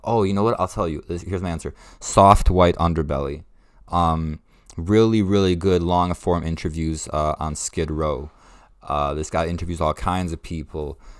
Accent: Ukraine; moved away; I was born in Ukraine

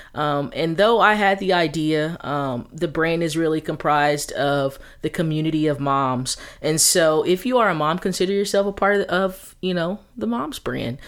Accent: Texas, United States; now in Atlanta, United States; I'm originally from Texas, but I lived in Atlanta, um, North Atlanta, you know, about fourteen years of my life

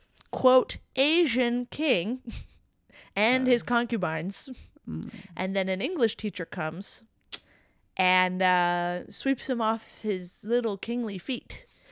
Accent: Jamaica; The designer's from my hometown in Jamaica, if you can believe.

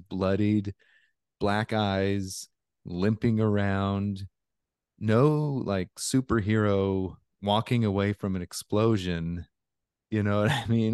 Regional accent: Alaska, United States; I grew up in Alaska, so I've been in a lot of cold

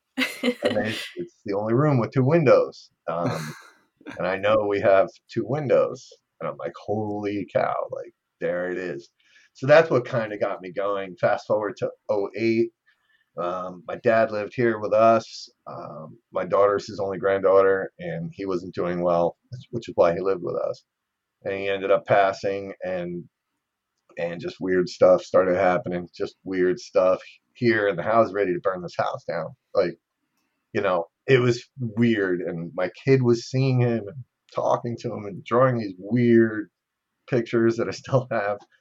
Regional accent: New Jersey, United States; I'm from New Jersey

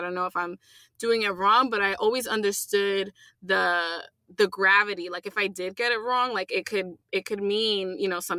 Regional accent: United States; first language English; being born here, was because English was my first language

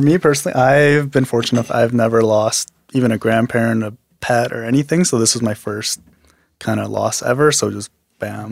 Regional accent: Medicine Hat, Alberta, Canada; also born or lived in Korea; I was born in Korea, but I was mostly raised in Medicine Hat

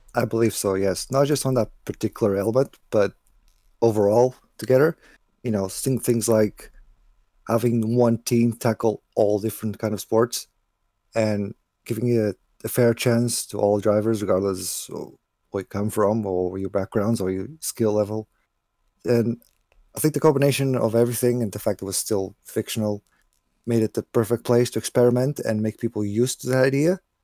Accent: Portugal; my hometown in Portugal

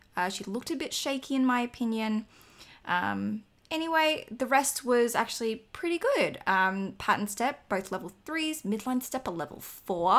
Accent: Australia; I'm Australian

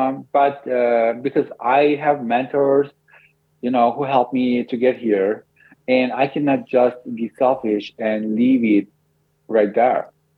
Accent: Canada; Yeah, we're from Canada.

